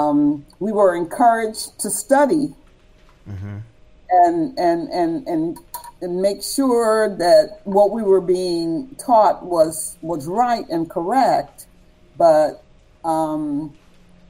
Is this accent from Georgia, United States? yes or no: yes; Savannah, Georgia, United States; I grew up in the South in Savannah, Georgia